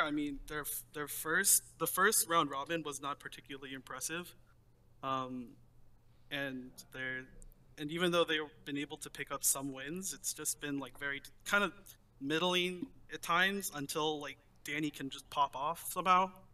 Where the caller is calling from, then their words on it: Davis, California, United States; I'm calling from Davis, California.